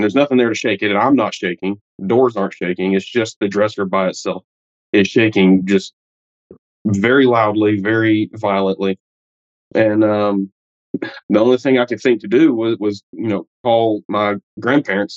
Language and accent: English; Alabama, United States; I'm from Alabama in the United States